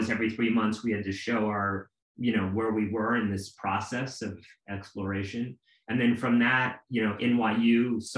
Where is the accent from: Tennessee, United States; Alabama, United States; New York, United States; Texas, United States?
New York, United States; New York City; growing up in Alphabet City in New York